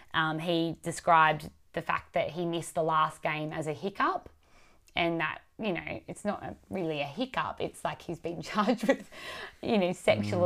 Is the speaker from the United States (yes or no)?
no; Wollongong, New South Wales, Australia; we're all kindred spirits from the Gong um, me from the northern suburbs